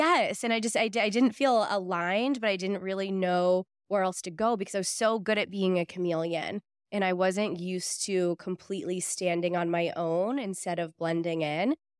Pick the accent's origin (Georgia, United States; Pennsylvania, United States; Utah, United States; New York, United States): Pennsylvania, United States; Pittsburgh; moved away; I grew up in Pittsburgh